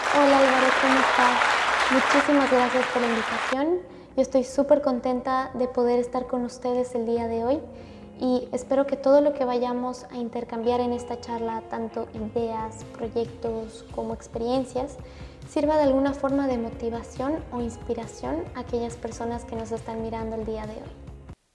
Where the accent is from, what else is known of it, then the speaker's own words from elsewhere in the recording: Bolivia; now in New York, United States; como primera boliviana